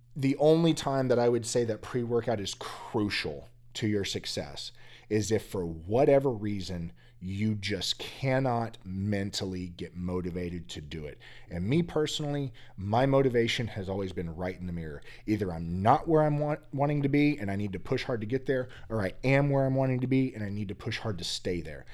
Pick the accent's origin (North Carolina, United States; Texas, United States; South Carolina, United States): Texas, United States; Growing up in Texas